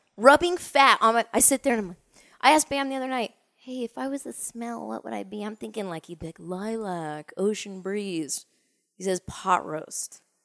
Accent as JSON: {"language": "English", "area": "Orange County", "region": "California", "country": "United States", "tie": "born or raised there", "moved": "yes", "said": "born and raised in Orange County"}